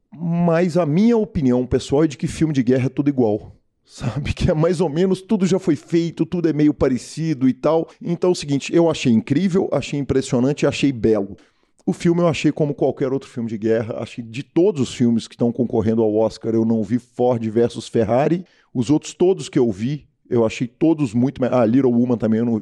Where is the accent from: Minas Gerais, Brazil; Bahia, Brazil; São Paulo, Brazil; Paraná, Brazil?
Minas Gerais, Brazil; accent: mineiro; sotaque nosso, é, o sotaque mineiro